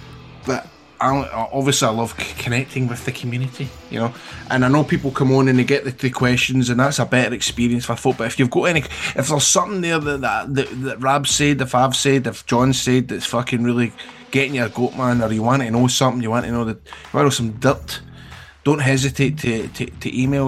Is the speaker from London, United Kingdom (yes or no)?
no; Scotland, United Kingdom; I'm from Scotland, where are you from?